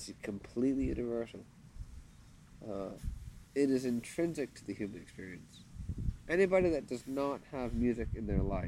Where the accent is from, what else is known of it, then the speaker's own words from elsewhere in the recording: Canada; first language English; now in Thailand; I'm a Canadian